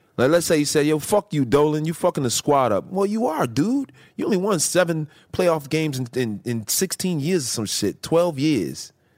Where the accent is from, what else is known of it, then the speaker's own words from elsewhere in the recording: Chicago, Illinois, United States; moved away; I'm from Chicago originally